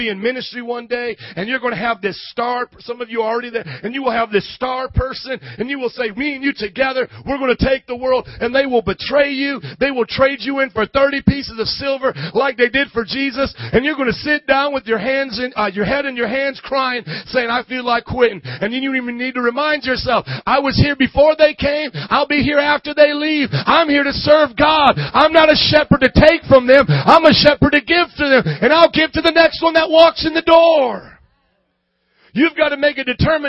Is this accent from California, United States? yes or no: no; Fort Wayne, Indiana, United States; moved away as an adult; now in Chicago, United States; I was from Fort Wayne, Indiana